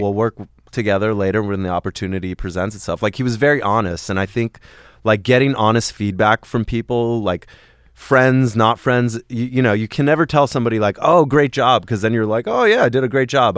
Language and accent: English; Los Angeles, California, United States; also born or lived in Sherman Oaks / Encino; I grew up in the Valley